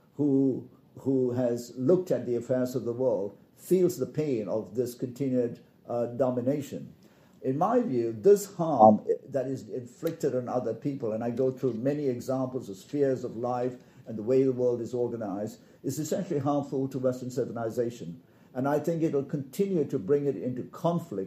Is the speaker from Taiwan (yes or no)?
no; Malaysia; I come from Malaysia